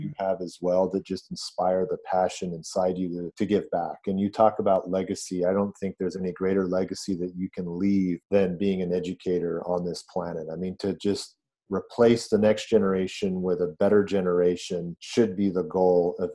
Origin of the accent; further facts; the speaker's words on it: Los Angeles, California, United States; also born or lived in Hong Kong; I moved to California when I was 8 years old